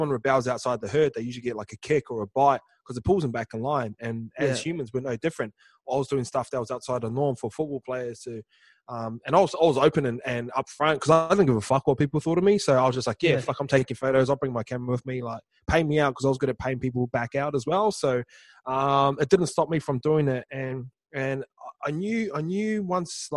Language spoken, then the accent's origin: English; New Zealand; Islanders, like say kids growing up in New Zealand